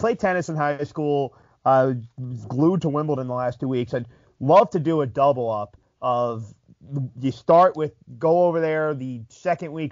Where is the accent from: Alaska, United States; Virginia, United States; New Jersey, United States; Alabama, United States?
New Jersey, United States; Southern; we're both from the East Coast, Southern New Jersey area.